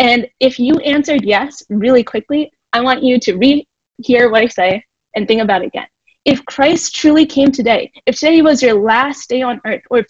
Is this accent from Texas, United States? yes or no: no; Philadelphia, Pennsylvania, United States; I am born and raised in Philly